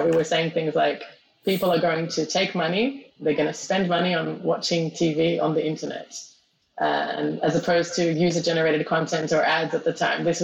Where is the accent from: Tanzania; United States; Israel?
Israel; also born or lived in Australia; Australia and I, I moved to Israel when I was 12. That's why I speak like this.